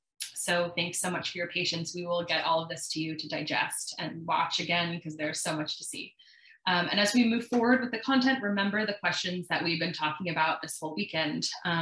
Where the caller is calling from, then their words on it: Las Vegas, Nevada, United States; she, her. I'm calling in from Las Vegas, Nevada, which is land of the Southern Paiute people.